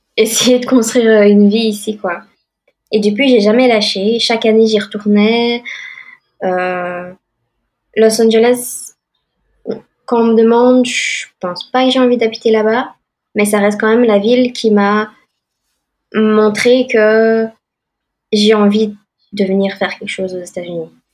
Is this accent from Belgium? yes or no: yes; Belgium; moved away as an adult; now in Boston, United States; Je suis née en Belgique